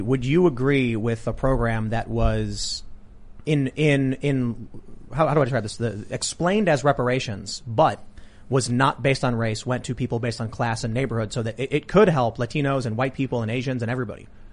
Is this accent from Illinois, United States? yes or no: yes; Chicago, Illinois, United States; I'm from Chicago.